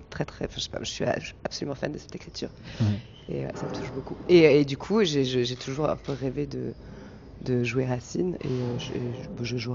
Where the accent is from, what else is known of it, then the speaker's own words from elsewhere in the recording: Val d'Oise, north of Paris, Île-de-France, France; also born or lived in Brittany; now in Paris, France; Je suis né à Paris. J'ai grandi euh, au nord